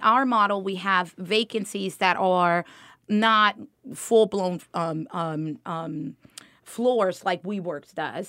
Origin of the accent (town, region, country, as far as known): Miami, Florida, United States; born or raised there; moved away as an adult; also born or lived in Dominican Republic; now in Georgia, United States